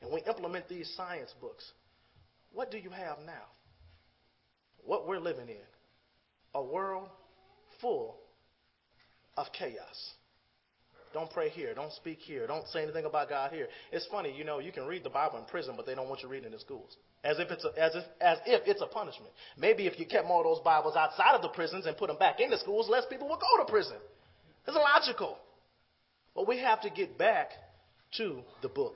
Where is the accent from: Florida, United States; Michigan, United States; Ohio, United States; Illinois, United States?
Illinois, United States; Chicago; I'm from the Chicago area